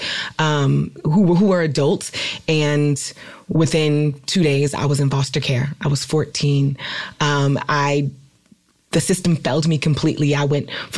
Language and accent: English; Oakland, California, United States; I'm from California, I'm from Oakland, and I literally was raised in a house that was constantly raided by the police